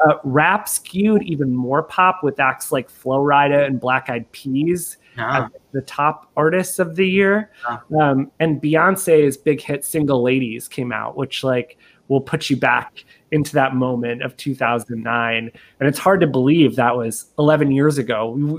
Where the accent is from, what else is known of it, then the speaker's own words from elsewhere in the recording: Detroit, Michigan, United States; and I'm from the Detroit area.